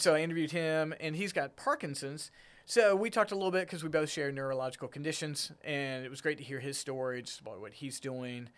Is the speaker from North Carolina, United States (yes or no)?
yes; Smithfield, North Carolina, United States; moved away as an adult; also born or lived in Garner, North Carolina / Raleigh, North Carolina / Rocky Mount, North Carolina; now in Fredericksburg, United States; I grew up in Smithville, which is right there on the I ninety-five